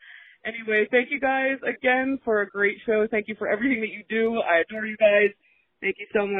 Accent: Gloucester, New Jersey, United States; I'm from Gloucester, New Jersey.

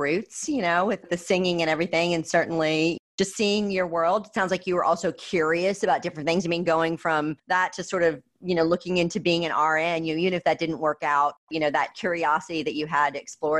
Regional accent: Austin, Texas, United States; she happens to be from my hometown of Austin, Texas.

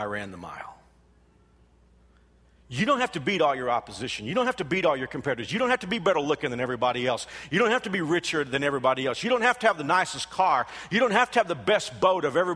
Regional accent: Texas, United States; moved away as an adult; also born or lived in Houston, Texas; now in Kansas, United States; I'm not from Kansas. I am a Texan. I know, and that Texans are insufferable, but I am from Texas

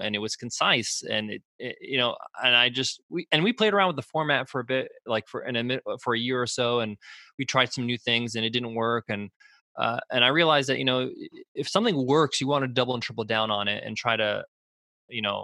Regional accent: United States; I was born in the States.

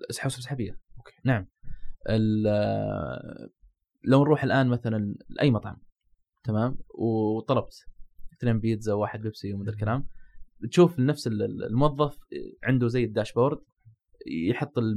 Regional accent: Saudi Arabia; وهذا موجود عندنا في السعوديه

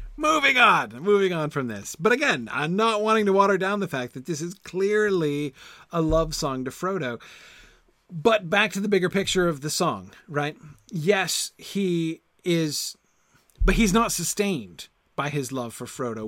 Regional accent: United States; accent: American; my American accent

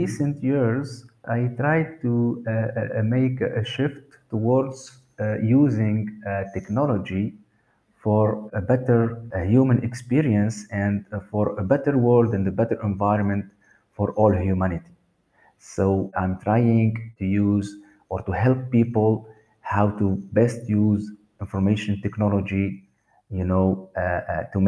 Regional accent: Sousse, Sousse Governorate, Tunisia; also born or lived in Sweden; So I was grown there in a nice town called Sousse

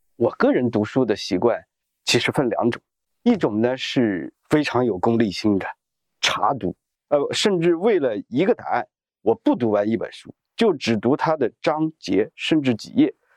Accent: China; 我们中国人

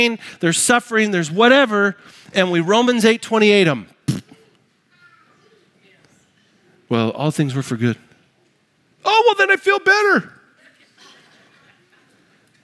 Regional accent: United States; I'm American

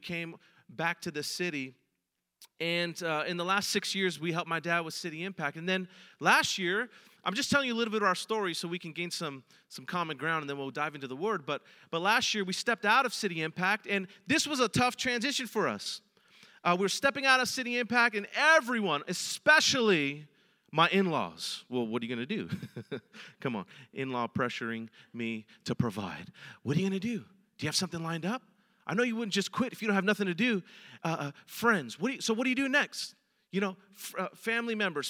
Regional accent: San Francisco, California, United States; I'm a San Francisco native, born and raised in San Francisco

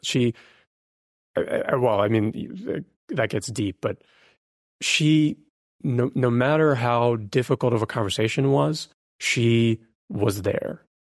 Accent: Ukraine; now in United States; originally, I was born in Ukraine. We came as refugees to the U S

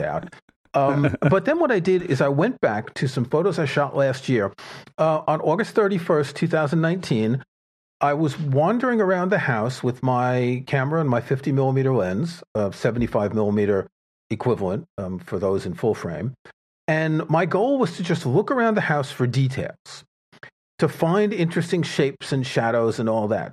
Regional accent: New York City, New York, United States; I grew up in New York City

